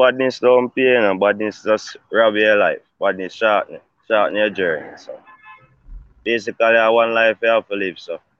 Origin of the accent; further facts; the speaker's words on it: Stony Hill, Saint Andrew, Jamaica; Old Golden Spring Road, Stony Hill, PO. That's in St. Andrew.